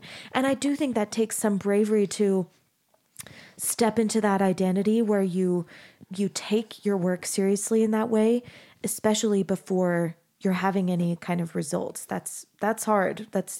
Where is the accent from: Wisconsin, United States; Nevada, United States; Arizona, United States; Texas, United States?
Arizona, United States; I grew up in Arizona and I do not have a green thumb.